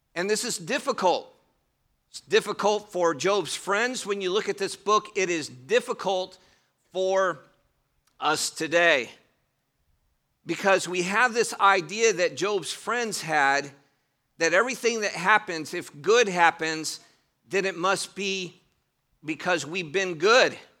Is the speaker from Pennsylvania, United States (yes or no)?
no; Cleveland, Ohio, United States; moved away; I did grow up in Cleveland, Ohio, in a southern home